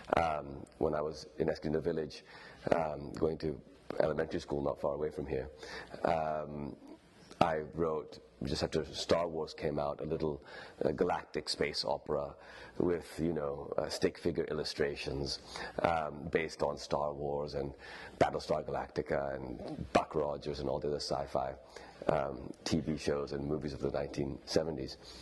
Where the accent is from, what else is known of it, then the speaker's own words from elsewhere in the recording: Lahore, Punjab, Pakistan; first language Urdu; moved away as an adult; also born or lived in Stanford, California, United States / New York, United States / London, United Kingdom; in the 1980s, when I was growing up in Lahore